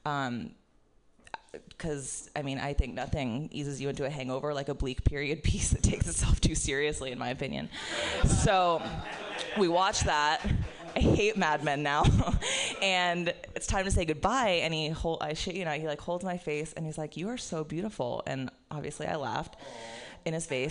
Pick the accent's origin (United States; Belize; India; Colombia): United States; Florida; moved away as an adult; also born or lived in New York; having spent 17 years growing up in Florida